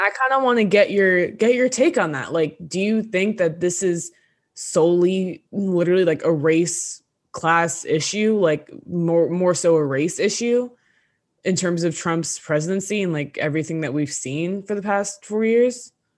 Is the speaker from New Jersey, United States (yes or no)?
yes; New Jersey, United States; we're from North Jersey, we live thirty minutes outside New York City